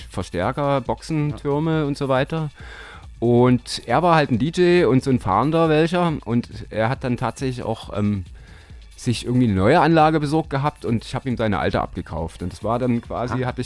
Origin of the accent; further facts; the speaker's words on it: Dresden, Saxony, Germany; Ich bin Dresdner, ja. Holgewitzer.